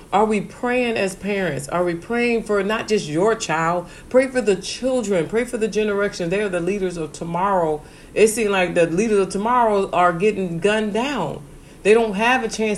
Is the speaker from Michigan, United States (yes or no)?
yes; Benton Harbor, Michigan, United States; moved away; I'm from Benton Harbor, Michigan. That's a small town